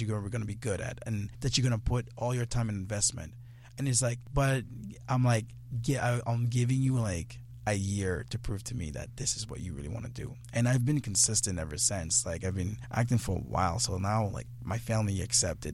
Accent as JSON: {"language": "English", "country": "Guinea", "said": "I'm from Guinea"}